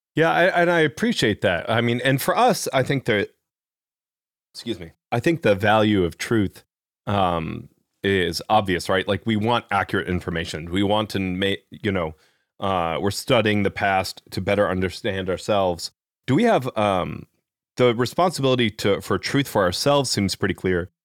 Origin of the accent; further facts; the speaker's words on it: Midwest, United States; accent: Midwest; I grew up mostly in the Midwest, so I have a Midwest accent